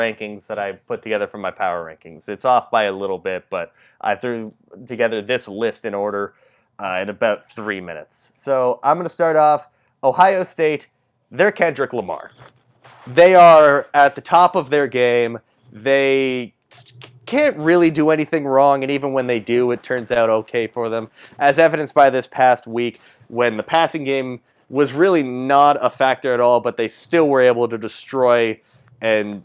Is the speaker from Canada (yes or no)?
yes; Toronto, Ontario, Canada; I'm from Toronto.